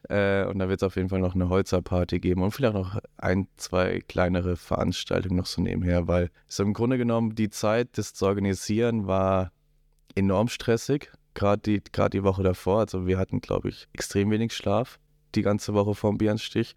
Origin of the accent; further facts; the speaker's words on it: Black Forest, south of Freiburg, Baden-Württemberg, Germany; now in Rosenheim, Germany; komme aus dem Schwarzwald südlich von Freiburg